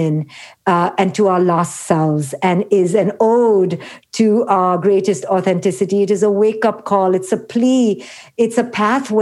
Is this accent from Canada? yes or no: no; India; moved away; It began in India, where the patriarchy, as many people may already know, is quite oppressive. It's quite toxic, especially when I was growing up in the 70s.